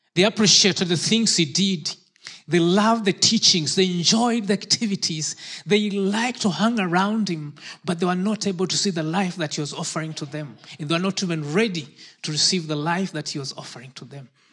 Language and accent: English; Kenya; moved away; I was born in Kenya